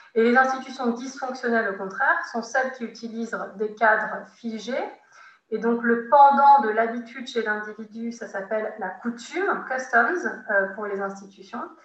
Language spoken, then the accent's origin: French; France; en tant que Français de fin du XXe siècle, début du XXIe siècle